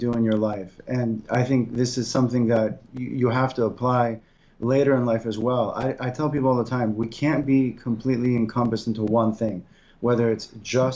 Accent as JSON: {"language": "English", "town": "Syracuse", "region": "New York", "country": "United States", "tie": "born or raised there", "said": "Growing up in Syracuse"}